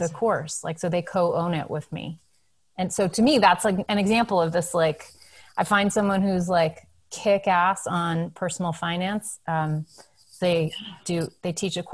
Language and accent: English; New England, United States; I grew up in New England